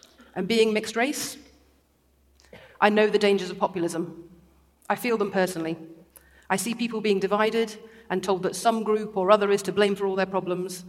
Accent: Derby, East Midlands, United Kingdom; I grew up in Derby, an industrial city right in the middle of the country, at the foot of the Peak District

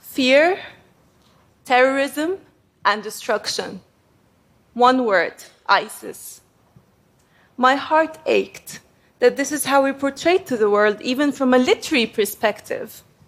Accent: Egypt; I come from Egypt, which is also called Umm Dunya, the mother of the world

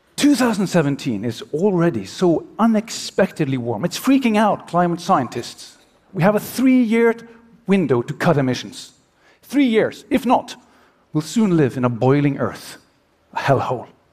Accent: Oslo, Norway; my hometown of Oslo

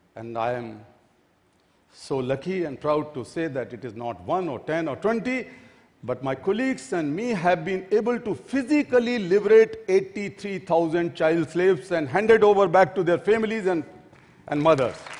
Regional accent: Delhi, India; my hometown, Delhi

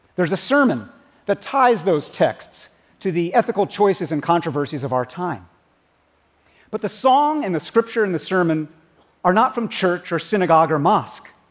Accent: United States; As an American

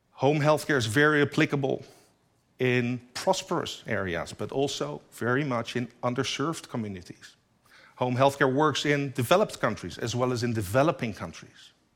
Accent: Netherlands; my home country, the Netherlands, only seventeen million people live there

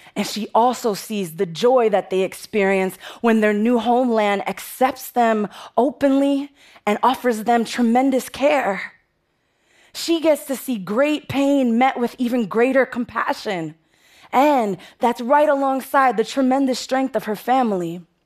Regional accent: New York City, New York, United States; I'm from the Bronx, and the Bronx is tough

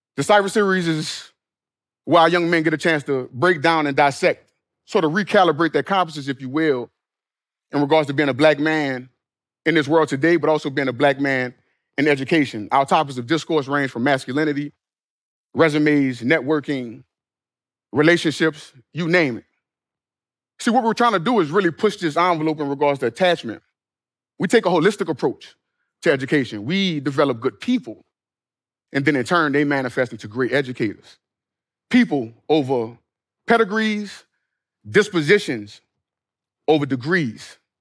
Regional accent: New Orleans, Louisiana, United States; my hometown of New Orleans

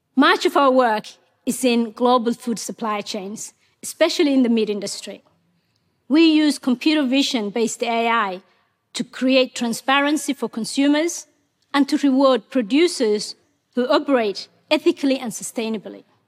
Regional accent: Mogadishu, Banaadir, Somalia; English is a second language; moved away as an adult; also born or lived in Ethiopia / Kenya; now in Australia; Ethiopia forced us to move to Somalia's capital, Mogadishu.

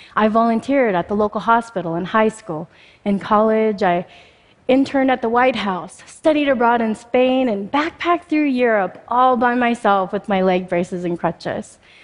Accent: Spokane, Washington, United States; also born or lived in Mumbai, India; I was born in Bombay, India, and just before my first birthday, I contracted polio, which left me paralyzed from the hips down. Unable to care for me, my birth mother left me at an orphanage. Fortunately, I was adopted by an American family and I moved to Spokane, Washington, just shortly after my third birthday

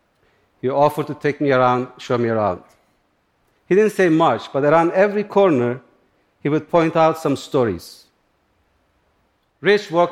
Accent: Turkey; born or raised there; also born or lived in upstate New York, United States; now in United States

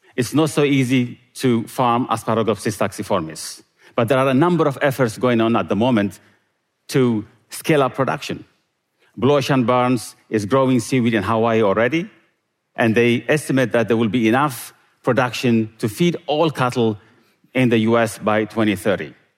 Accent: Eritrea; moved away; Growing up in Eritrea

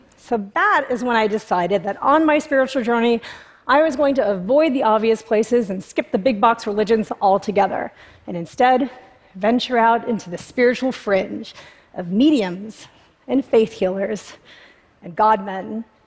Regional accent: United States; I was raised in America by Indian parents

